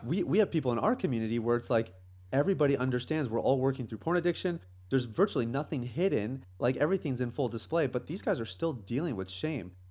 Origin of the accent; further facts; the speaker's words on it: Canada; moved away as an adult; now in Jamaica; I grew up in Canada. Uh, that's kind of home for me.